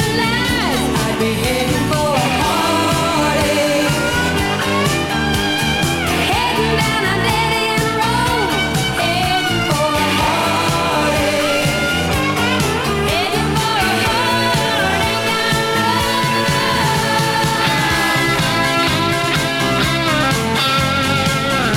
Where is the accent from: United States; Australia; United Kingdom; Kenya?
United States; Southern Oregon; moved away; Growing up in Southern Oregon